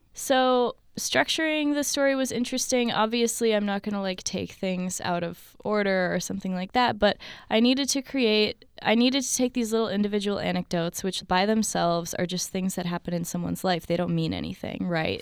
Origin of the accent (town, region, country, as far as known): Palestine